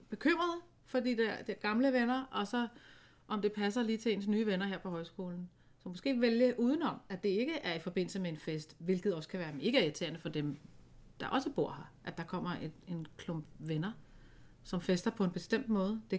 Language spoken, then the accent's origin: Danish; Aalborg, North Denmark Region, Denmark; Man skal måske ikke lige fest, som vi gjorde hjemme i Aalborg, eller hvor de kommer fra.